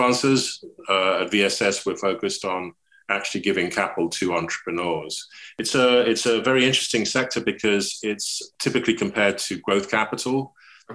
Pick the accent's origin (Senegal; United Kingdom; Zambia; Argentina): United Kingdom; England; accent: English; moved away as an adult; now in United States; I'm English, you can hear, but I've lived in the States for over 40 years. Kept my accent